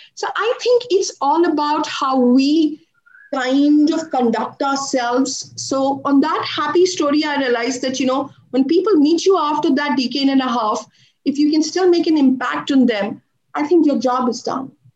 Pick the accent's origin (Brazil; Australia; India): India; also born or lived in Dubai; back to India after spending two years in another part of the world